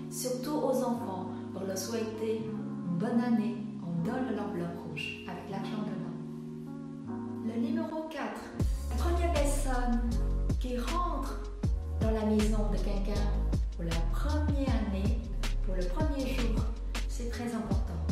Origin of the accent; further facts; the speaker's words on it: Vietnam; French is a second language; now in France; Ça fait 20 ans, je vis en France J'ai une double culture Je suis vietnamienne d'origine Et je suis en France depuis 20 ans